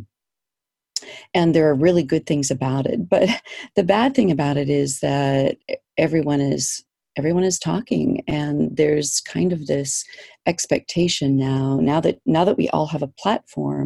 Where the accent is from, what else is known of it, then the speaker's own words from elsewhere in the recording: East Coast, United States; moved away as an adult; now in Kodiak, United States; I grew up on the East Coast